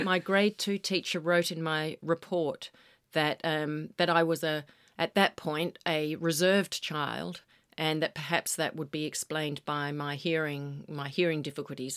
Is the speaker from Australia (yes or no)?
yes; Western Australia, Australia; moved away; being an Aussie kid